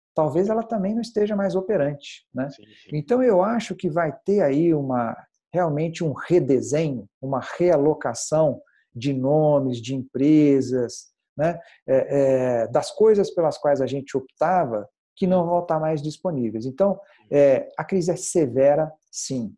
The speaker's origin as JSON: {"language": "Portuguese", "town": "Passos", "region": "Minas Gerais", "country": "Brazil", "moved": "yes", "lives_now": "São Paulo, Brazil", "said": "sou mineiro, uh, de uma cidade pequena chamada Passos, e saí de lá"}